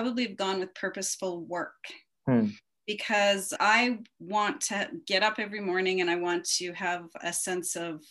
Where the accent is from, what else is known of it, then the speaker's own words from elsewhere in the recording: Canada; also born or lived in Japan / Calgary, Alberta; our Canadian version of, you know, preparing for work